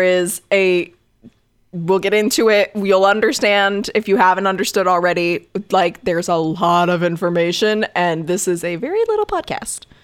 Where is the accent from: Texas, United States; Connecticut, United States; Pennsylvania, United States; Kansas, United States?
Connecticut, United States; I was raised in Connecticut